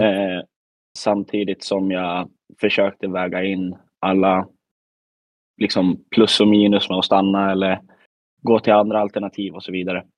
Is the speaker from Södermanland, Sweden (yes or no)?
no; Västmanland, Sweden; now in Värmland, Sweden; man är väl ändå född och uppvuxen i Västmanland